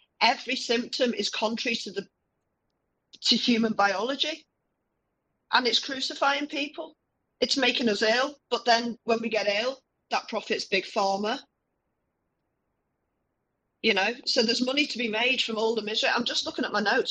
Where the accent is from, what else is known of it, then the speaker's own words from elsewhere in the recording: Liverpool, North West England, United Kingdom; we had the Toxteth riots when I was growing up in Liverpool.